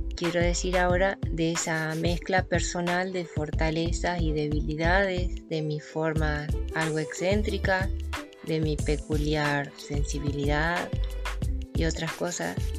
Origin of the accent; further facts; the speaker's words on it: Córdoba, Argentina; soy cordobesa